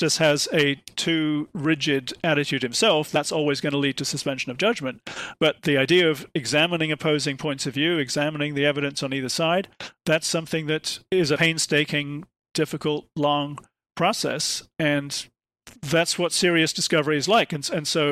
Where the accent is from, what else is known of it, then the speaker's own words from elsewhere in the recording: United Kingdom; I'm from Britain